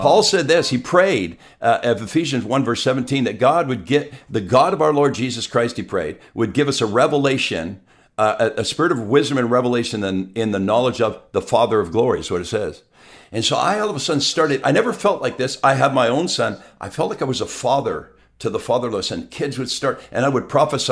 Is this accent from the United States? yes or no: no; southern Quebec, Canada; also born or lived in Montreal; now in Abbotsford, Canada; My wife and I are from southern Quebec.